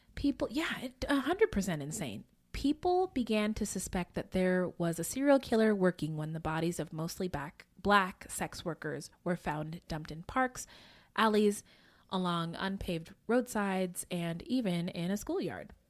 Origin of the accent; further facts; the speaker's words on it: Bay Area, California, United States; I grew up in the Bay Area